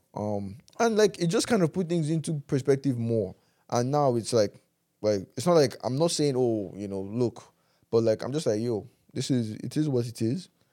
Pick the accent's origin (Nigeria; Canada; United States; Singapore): Nigeria; as Nigerian men